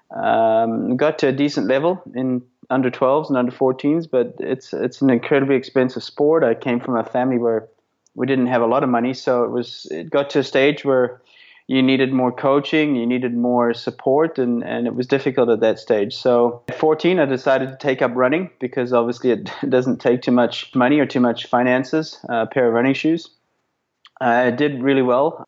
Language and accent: English; South Africa; also born or lived in Belfast, Northern Ireland; as a kid growing up in South Africa. Um, I was actually born in Belfast, Northern Ireland, but moved to South Africa when I was uh, five